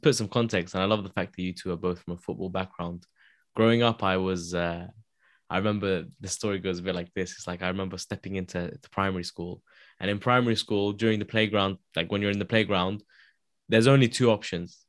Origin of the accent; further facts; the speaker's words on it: London, United Kingdom; also born or lived in Wembley; I grew up in Wilsden. So I grew up in Wilsden.